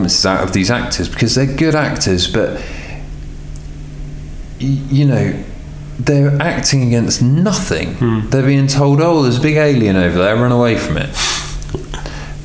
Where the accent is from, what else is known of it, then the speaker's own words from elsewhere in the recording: England, United Kingdom; I'm English